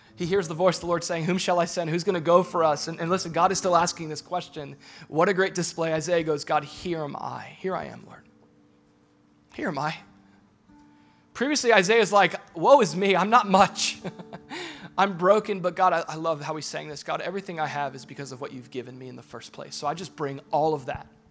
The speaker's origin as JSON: {"language": "English", "town": "Boca Raton", "region": "Florida", "country": "United States", "said": "I'm from Boca."}